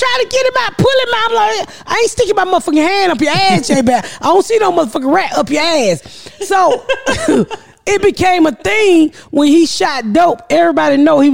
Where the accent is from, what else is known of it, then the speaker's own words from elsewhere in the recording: Atlanta, Georgia, United States; I grew up in Atlanta